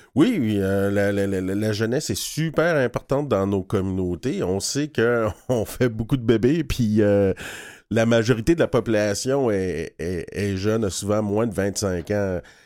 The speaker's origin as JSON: {"language": "French", "town": "Odanak", "region": "Quebec", "country": "Canada", "tie": "born or raised there", "said": "quand j'étais jeune, j'habitais à Oudanac"}